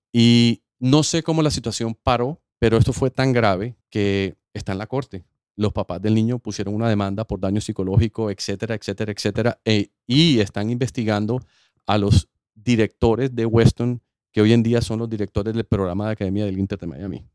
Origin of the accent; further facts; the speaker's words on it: Colombia; moved away as an adult; now in United States; Yo iba de vuelta a Colombia